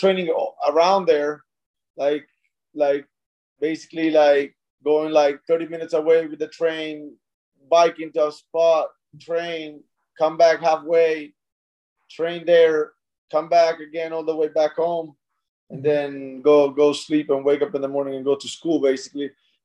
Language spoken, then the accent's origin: English; Mezzocorona, Trentino-Alto Adige, Italy; English is a second language; now in Orange County, United States; Trentino is the region I'm from. And I'm from a small town. I always represent it, even when I go out on my fights. It's called Mezzo Corona